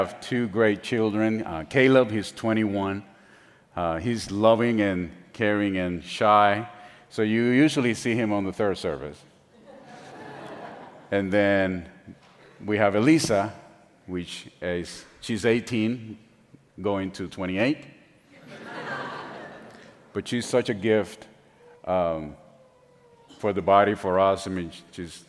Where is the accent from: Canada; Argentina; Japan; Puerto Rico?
Puerto Rico; San Juan; first language Spanish; English is a second language; moved away; I was born and raised in San Juan, Puerto Rico